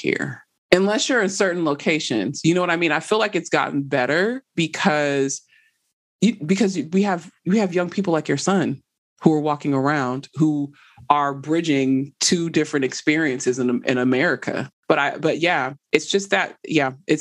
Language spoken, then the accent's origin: English; Southern California, United States; moved away as an adult; also born or lived in San Francisco Bay Area; now in West Tennessee, United States; I was born and raised in Southern Cal, but I spent a lot of time in the Bay.